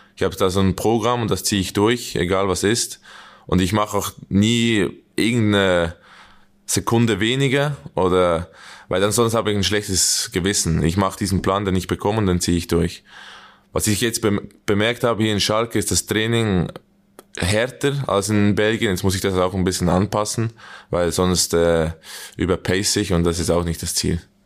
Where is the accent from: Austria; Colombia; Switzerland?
Switzerland; accent: Swiss German; moved away as an adult; now in Gelsenkirchen, Germany; wir reden ab und zu zusammen Schweizerdeutsch